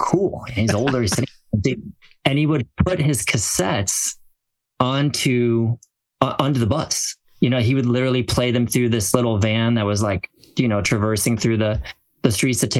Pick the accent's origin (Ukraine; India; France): France; now in United States; born and raised in France